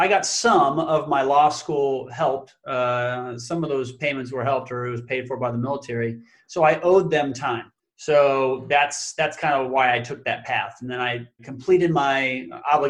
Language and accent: English; Council Bluffs, Iowa, United States; also born or lived in Sioux Falls, South Dakota; I was born and raised in Council Bluffs, Iowa, which is a suburb of Omaha, Nebraska.